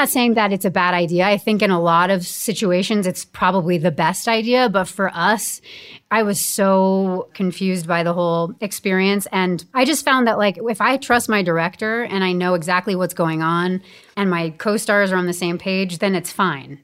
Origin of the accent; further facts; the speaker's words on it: Bedford, New York, United States; now in Los Angeles, United States; I was raised in Bedford, New York, and I love it there